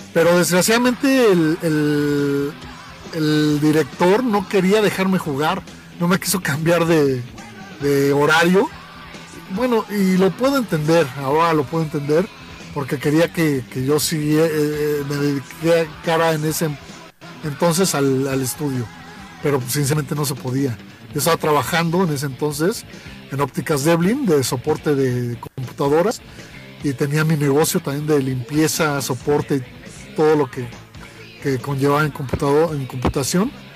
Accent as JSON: {"language": "Spanish", "region": "Mexico City", "country": "Mexico", "said": "a los 10 años de edad nos fuimos varios amigos de la Palomilla, de la colonia. Eh, esa colonia del DF"}